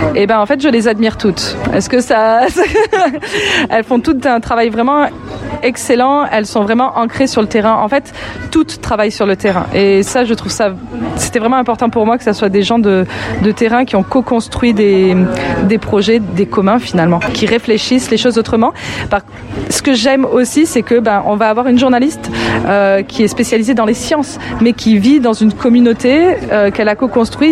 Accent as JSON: {"language": "French", "country": "France", "also_born_or_lived": "Lyon, France", "moved": "as an adult", "lives_now": "Quebec City, Canada", "said": "je suis française d'origine. J'ai eu tout un parcours dans le monde de l'audiovisuel euh, pendant très longtemps à Lyon"}